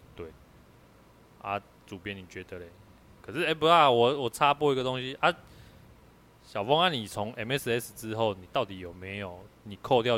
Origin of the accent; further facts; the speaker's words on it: Kaohsiung, Taiwan; 我就高雄人啊，我就乡下人啊，我台语当然好啊